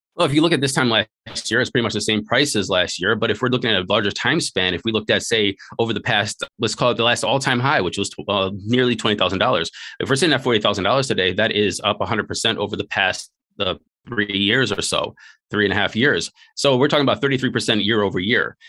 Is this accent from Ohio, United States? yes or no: yes; Cleveland, Ohio, United States; moved away as an adult; also born or lived in Hawaii / China / Taiwan; born and raised in Northeast Ohio in a place called Slavic Village in a place in, uh, Cleveland, Ohio.